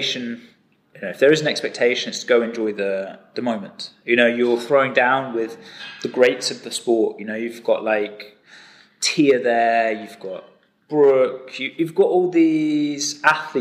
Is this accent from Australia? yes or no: no; England, United Kingdom; I'm English